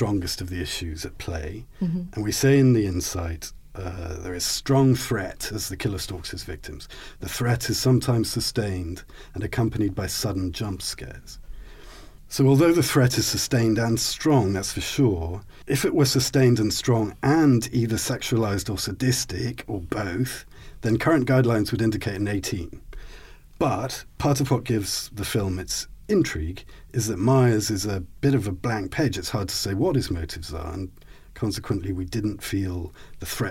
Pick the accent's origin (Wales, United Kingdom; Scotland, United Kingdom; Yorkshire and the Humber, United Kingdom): Scotland, United Kingdom; I'm Scottish